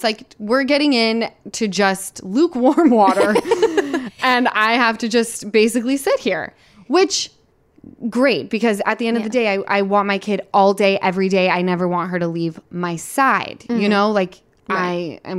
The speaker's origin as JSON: {"language": "English", "region": "Utah", "country": "United States", "moved": "yes", "said": "I'm from Utah."}